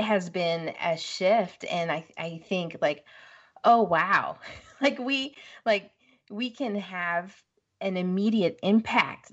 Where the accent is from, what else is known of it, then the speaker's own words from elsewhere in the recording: West Coast, United States; moved away as an adult; now in Midwest, United States; I'm from the West Coast. You know, that's home